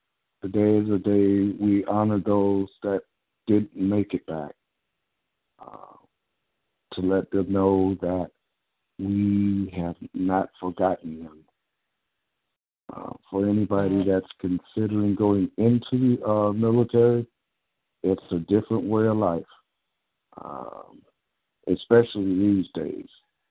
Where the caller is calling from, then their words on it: Menifee, California, United States; I'm calling from the Menifee area in Southern California.